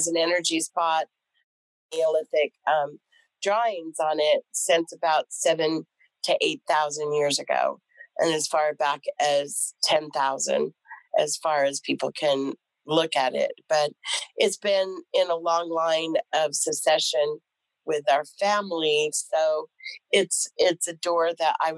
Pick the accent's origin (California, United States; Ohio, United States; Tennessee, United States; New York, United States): California, United States; Southern; I grew up in Southern California